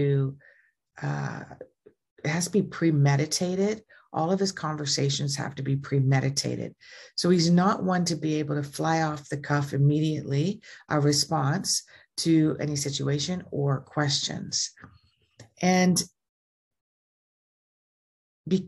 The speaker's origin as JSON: {"language": "English", "country": "Canada", "said": "I'm Canadian."}